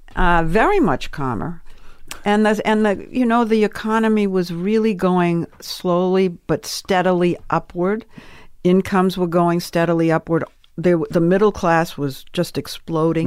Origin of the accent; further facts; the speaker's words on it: Swampscott, Massachusetts, United States; moved away as an adult; also born or lived in New York; now in Los Angeles, United States; I came from Swampscott, Massachusetts